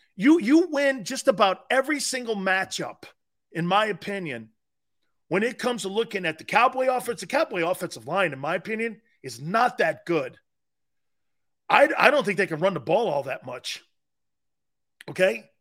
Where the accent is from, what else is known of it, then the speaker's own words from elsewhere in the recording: New York area, United States; we grew up in New York area